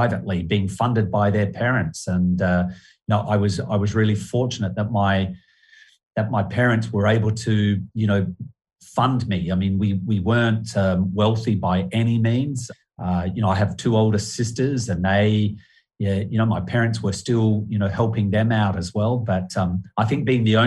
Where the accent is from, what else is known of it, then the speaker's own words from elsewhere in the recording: Adelaide, South Australia, Australia; Growing up in Adelaide